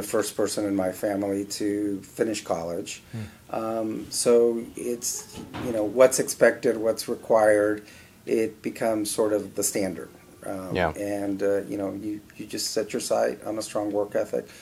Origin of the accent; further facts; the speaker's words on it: Miami, Florida, United States; I was born in 63 in Miami